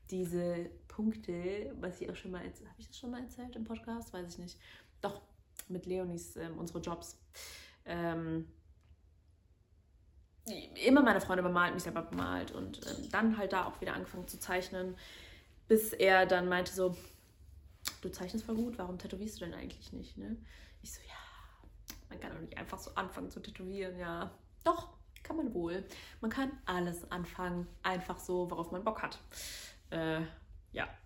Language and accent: German; Medellín, Antioquia, Colombia; weil in Kolumbien, vor allen Dingen in Medellin, wo meine Familie lebt, wo ich herkomme, ist halt leider immer noch recht viel Kriminalität.